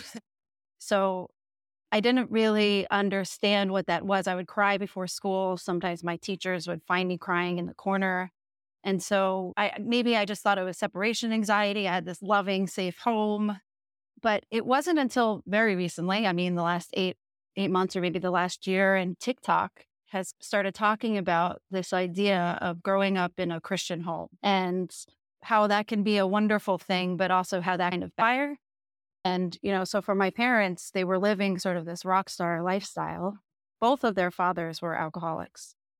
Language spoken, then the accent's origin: English; Jersey Shore, New Jersey, United States; moved away; We grew up in the Jersey Shore, so, like, literally right where that T V show was filmed